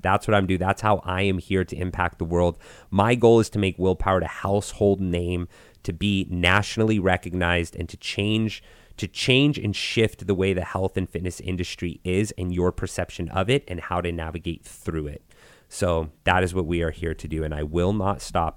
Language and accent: English; Gallup, New Mexico, United States; I grew up in Gal-, New Mexico, which is a very tiny little town in New Mexico.